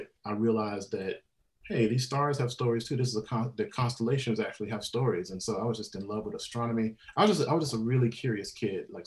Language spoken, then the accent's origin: English; Mississippi, United States; moved away; I'm from originally from Mississippi, and I grew up in the sticks